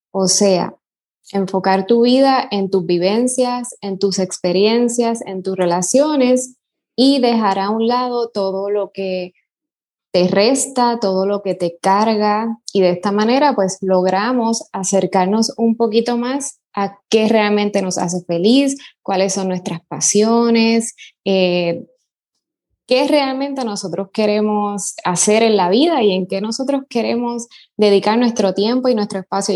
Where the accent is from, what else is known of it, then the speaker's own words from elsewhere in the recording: Puerto Rico; also born or lived in New York, United States; soy puertorriqueña